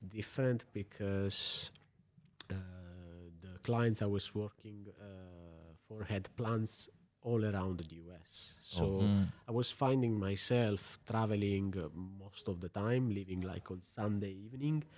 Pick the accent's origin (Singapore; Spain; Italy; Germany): Italy; Apulia; moved away as an adult; also born or lived in United Kingdom / United States; now in Luxembourg; Coming from Puglia